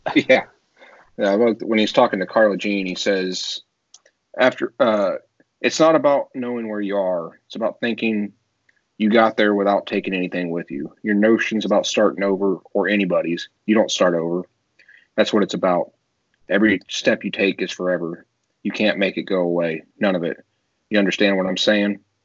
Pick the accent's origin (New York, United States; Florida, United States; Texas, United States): Texas, United States; now in South Carolina, United States; I'm originally from Texas